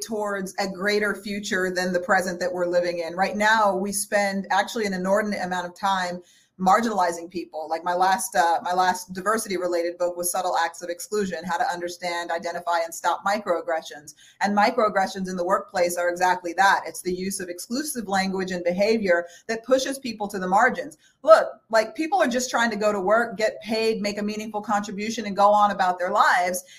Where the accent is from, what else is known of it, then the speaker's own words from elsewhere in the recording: El Paso, Texas, United States; I was born in El Paso, Texas